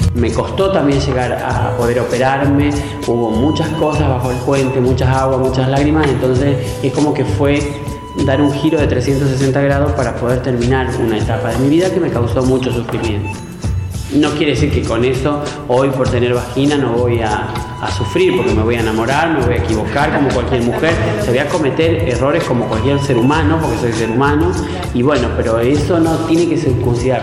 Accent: Santa Fe, Argentina; moved away; Haberme vuelto en el 2010 a mi provincia

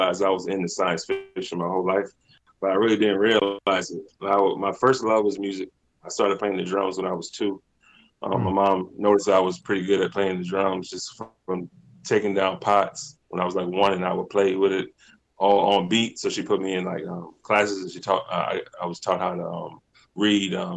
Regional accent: Virginia Beach, Virginia, United States; now in Hampton, United States; I'm originally from Virginia Beach, Virginia.

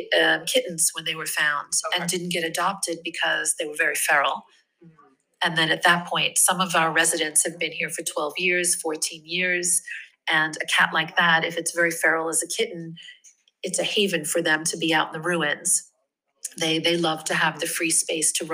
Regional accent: New York, United States; moved away as an adult; now in Rome, Italy; I'm originally from New York, uh-huh. and I've made my home here

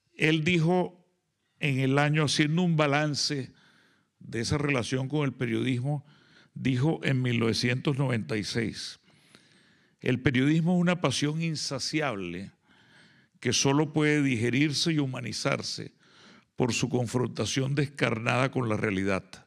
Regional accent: Colombia; dos personas que hemos venido de Colombia. Somos la delegación colombiana en este festival

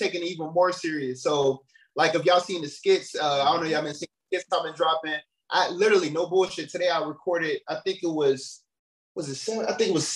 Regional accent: Gary, Indiana, United States; also born or lived in Chicago; I'm from Gary, Indiana, man. … hometown

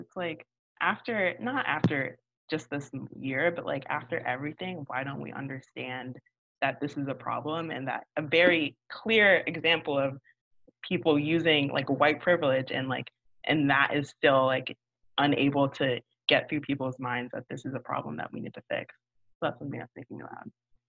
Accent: Florida, United States; maybe it's just because I am from Florida, so I follow up people

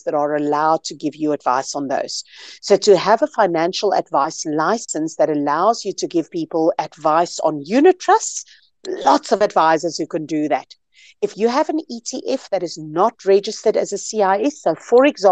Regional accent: South Africa; I'm a South African, very proudly so. This is where I live.

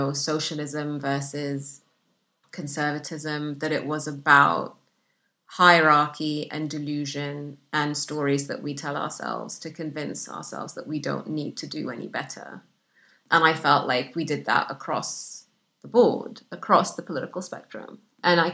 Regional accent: Sudan; English is a second language; also born or lived in Egypt / Saudi Arabia; now in United Kingdom; the isolation that I grew up with in Sudan

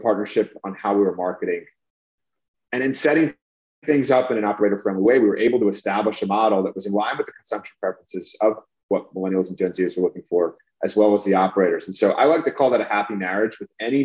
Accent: New York, United States; I'm from New York

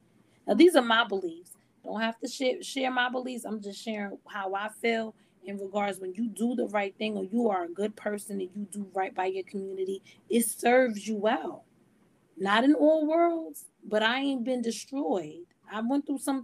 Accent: United States; I'm an American Black

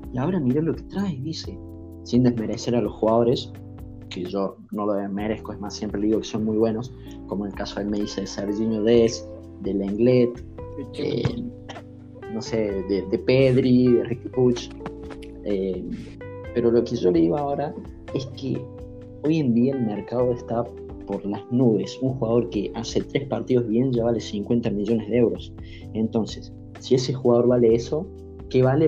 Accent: Argentina; soy argentino

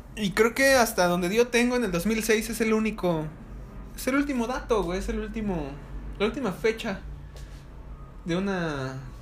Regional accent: Ecatepec, State of Mexico, Mexico; soy de Catepec.

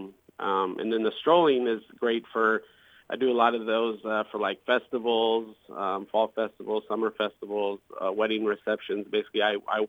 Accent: Muscatine, Iowa, United States; moved away as an adult; also born or lived in Las Vegas; now in Quad Cities, United States; I was born and raised in Muscatine, Iowa

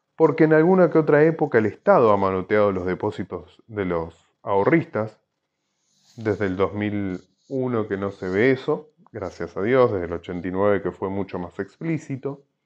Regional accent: Argentina; somos los argentinos

